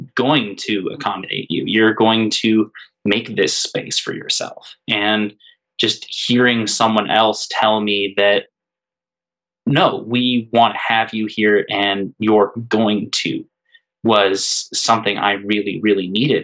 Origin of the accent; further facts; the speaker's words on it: Hanover, United States; growing up in Hanover, it was a town with I always joke that there were three churches, four bars, and not much else